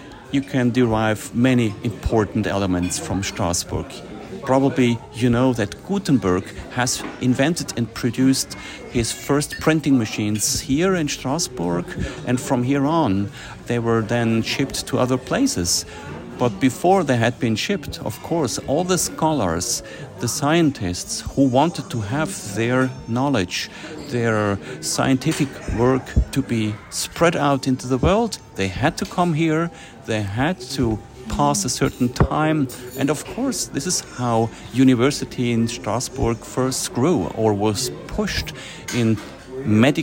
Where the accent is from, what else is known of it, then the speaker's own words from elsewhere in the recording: Switzerland; I'm a lawyer from Switzerland